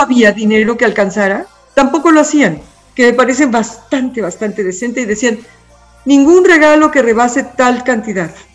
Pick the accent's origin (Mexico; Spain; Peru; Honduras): Mexico; soy mexicana